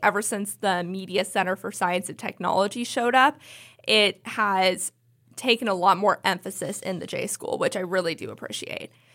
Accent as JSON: {"language": "English", "area": "the Bay Area", "region": "California", "country": "United States", "said": "I'm from the Bay Area."}